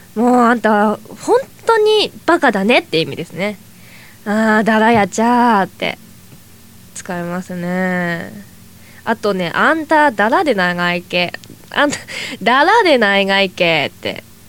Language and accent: Japanese; Toyama, Japan; moved away; 私は富山県出身なんですけど